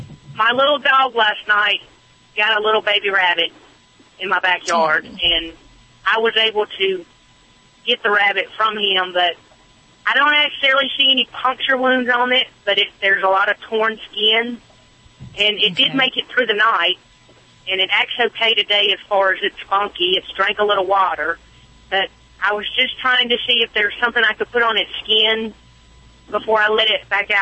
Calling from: Nashville, Tennessee, United States; Thank you. Nashville, Tennessee.

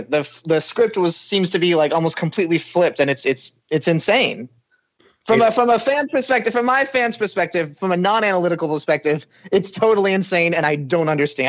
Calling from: New Orleans, Louisiana, United States; I'm doing great. I'm calling in from New Orleans right now.

